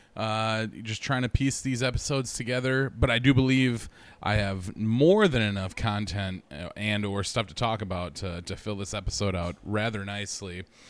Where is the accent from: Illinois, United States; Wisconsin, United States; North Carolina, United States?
Wisconsin, United States; I'm from Wisconsin